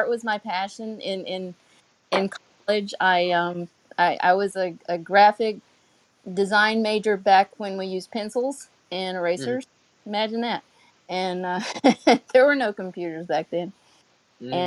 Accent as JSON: {"language": "English", "region": "North Carolina", "country": "United States", "moved": "yes", "lives_now": "South Florida, United States", "said": "I'm from North Carolina originally, if you can't tell. And, you know, a small town"}